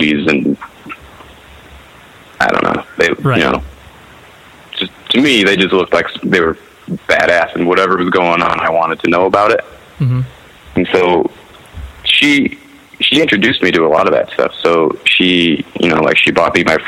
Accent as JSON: {"language": "English", "town": "Kearns", "region": "Utah", "country": "United States", "tie": "born or raised there", "also_born_or_lived": "Salt Lake City, Utah", "said": "I was born in downtown Salt Lake, and then raised like in a city called Kearns. It was like 20 minutes west"}